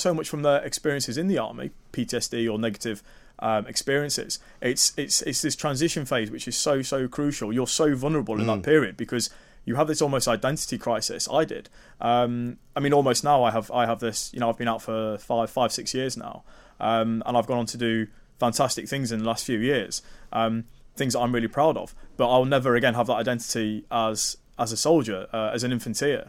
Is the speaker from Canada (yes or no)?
no; Lincoln, East Midlands, United Kingdom; also born or lived in Germany / Cyprus; now in Nottingham, United Kingdom; I'm from Lincoln originally.